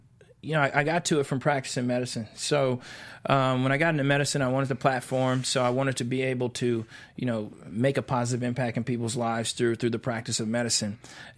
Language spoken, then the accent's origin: English; Kansas City, Missouri, United States; Kansas City, Missouri.